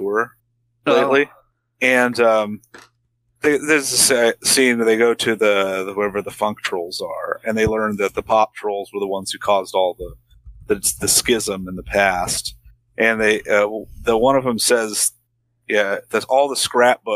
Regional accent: United States; as an American, we were, you know, growing up, oh, Soviet bad

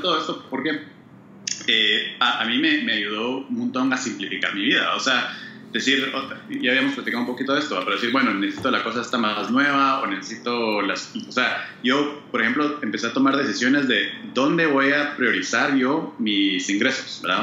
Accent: Guatemala; now in United States; yo soy de Guate, ¿va? Y mi familia todavía vive, en Guate

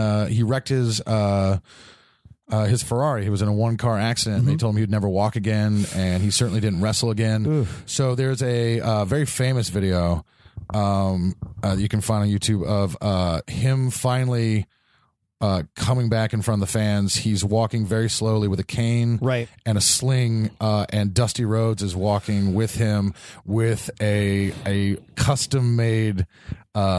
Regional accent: High Point, North Carolina, United States; I grew up in North Carolina

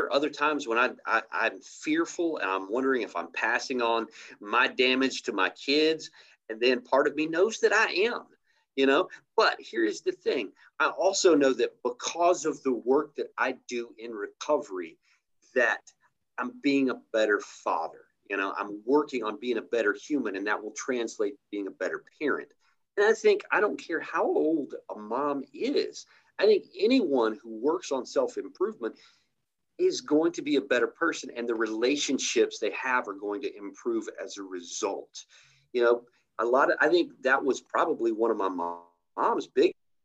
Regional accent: East Tennessee, United States; moved away; I grew up in East Tennessee and finally came back home when I got clean.

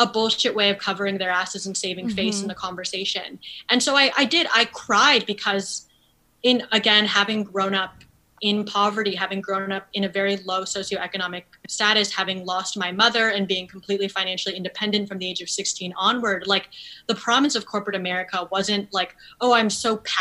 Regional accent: New Haven, Connecticut, United States; I didn't have a very Asian filled community growing up in New Haven

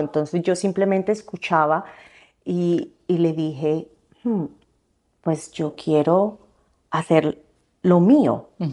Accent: Colombia; moved away as an adult; also born or lived in Nebraska, United States; now in United States; soy de Colombia. Eh, me vine para Estados Unidos en el 2006 a empezar una carrera de diseño gráfico

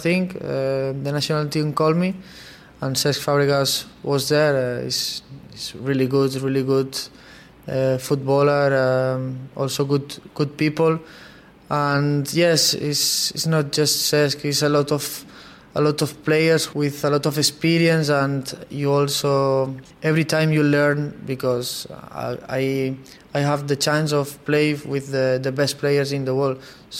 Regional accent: Barcelona, Catalonia, Spain; English is a second language; Okay, I'm from Barcelona, but I like some players from Real Madrid

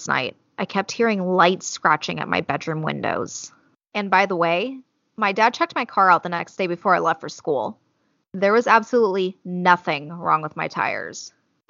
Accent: California, United States; we're from California

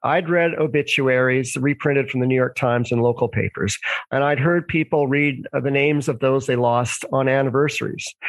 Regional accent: Vancouver, British Columbia, Canada; also born or lived in Toronto; I was born in Vancouver, Canada.

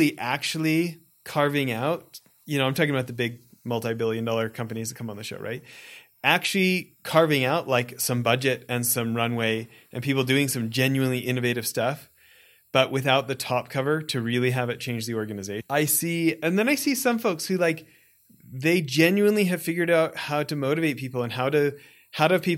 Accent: Alberta, Canada; I grew up in Alberta, Canada, in like out in the farmland kind of stuff

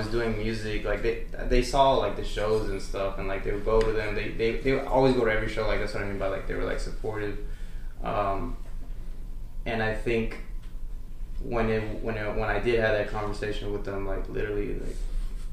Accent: El Paso, Texas, United States; also born or lived in Arlington, Texas; I'm from El Paso, Texas, and then, I mean, moved to Arlington

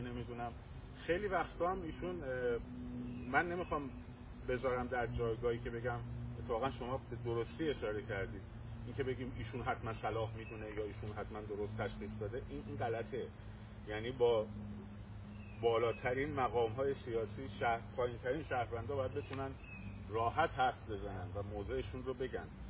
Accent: Iran; من به عنوان یک ایرانی

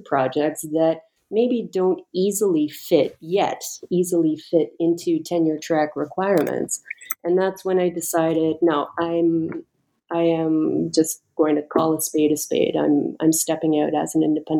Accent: Canada; moved away as an adult; now in United States; I'm Canadian, I decided to apply for a green card

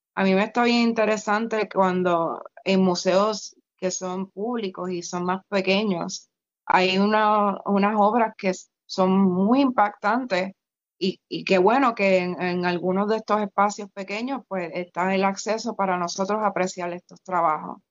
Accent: Puerto Rico

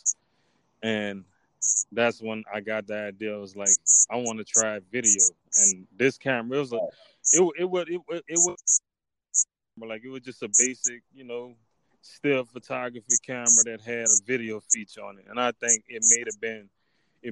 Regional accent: Opelousas, Louisiana, United States; from my hometown, from Opelousas

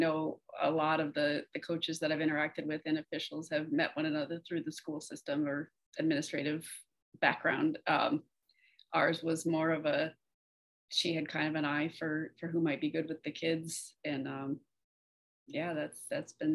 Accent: West Coast of Florida, United States; also born or lived in Texas / Orange City, Florida; I was actually born in Texas, but I've lived in Florida enough of my life to say that I'm from Florida. Grew up over on the West Coast and moved to Central Florida when I was a teenager

